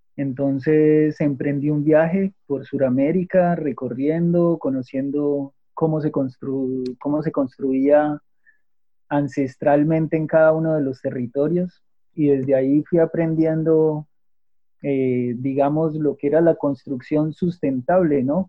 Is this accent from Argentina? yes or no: no; Manizales, Caldas, Colombia; yo soy de Manizales, ¿sí? Eh, de Manizales Caldas, Colombia